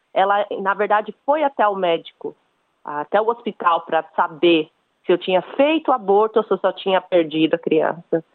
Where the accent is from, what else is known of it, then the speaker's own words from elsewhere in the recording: São Paulo, Brazil; moved away as an adult; now in Cairns, Australia; eu sou de São Paulo, no Brasil, e atualmente eu tô morando em Cairns, na Austrália